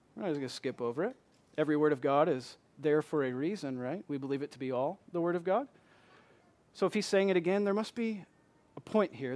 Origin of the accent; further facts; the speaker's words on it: Michigan, United States; moved away; I'm from Michigan